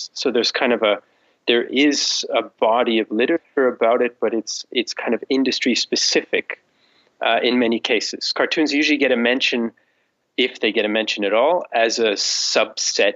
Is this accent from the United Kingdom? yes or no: no; Canada; moved away as an adult; now in Vienna, Austria; I'm based in Vienna, in Austria, but I'm originally from Canada